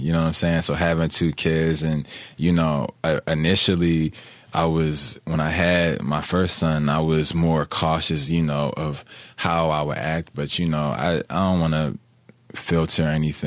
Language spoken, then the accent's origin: English; Atlanta, Georgia, United States; also born or lived in Philadelphia; I was born in Philly, raised in Atlanta